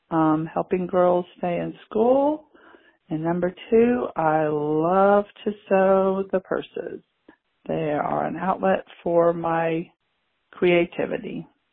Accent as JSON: {"language": "English", "town": "New Hope", "region": "Alabama", "country": "United States", "said": "I'm from New Hope, Alabama"}